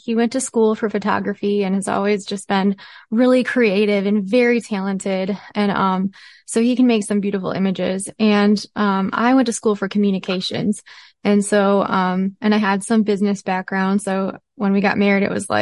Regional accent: Michigan, United States; moved away as an adult; I grew up in Michigan, in beautiful Michigan near Lake Michigan

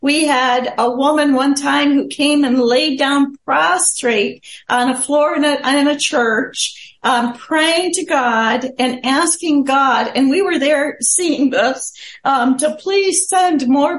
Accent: Chad; born there; Some of you might know I was born in Chad, Africa. I was born to missionary parents, so I consider myself African American because being born there.

